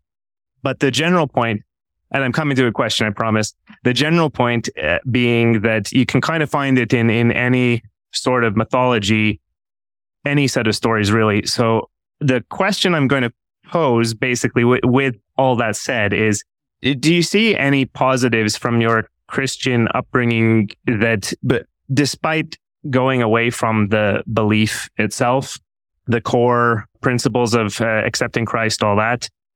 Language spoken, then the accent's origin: English; Canada; moved away; I'm from Canada originally